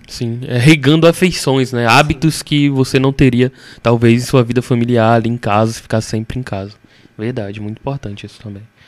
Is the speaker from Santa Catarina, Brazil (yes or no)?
no; interior of Bahia, Brazil; now in Salvador, Brazil; eu sou do interior aqui da Bahia e eu tô morando em Salvador